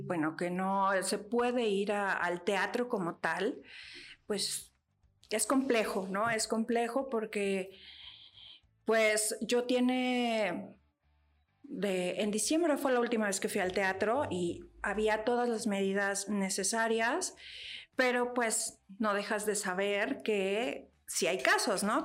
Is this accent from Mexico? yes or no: yes; State of Mexico, Mexico; el Estado de México, que es de donde soy